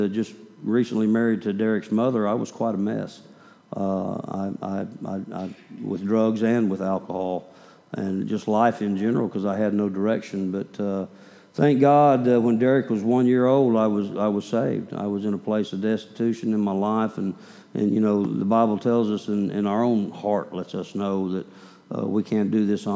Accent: Oklahoma, United States; also born or lived in Kansas; I was born in Kansas, raised in Oklahoma

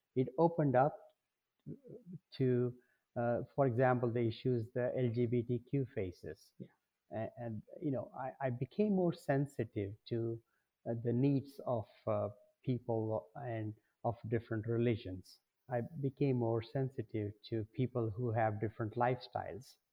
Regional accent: India; moved away as an adult; now in Detroit, United States; I came, I grew up, uh, you know, across the world

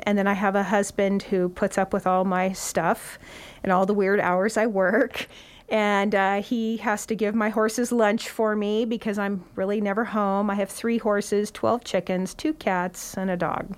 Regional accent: Santa Cruz County, California, United States; now in Nevada County, United States; I was born in Santa Cruz County, and my parents were avid about community service and four H

